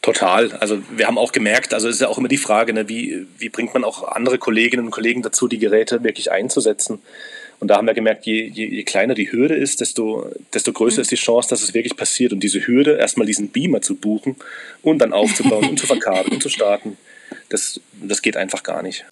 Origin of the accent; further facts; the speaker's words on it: Germany; Ich bin Deutscher